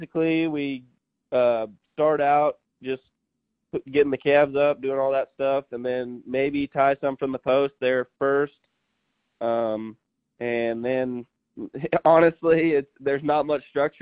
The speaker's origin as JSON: {"language": "English", "region": "Nebraska", "country": "United States", "tie": "born or raised there", "said": "growing up in Nebraska"}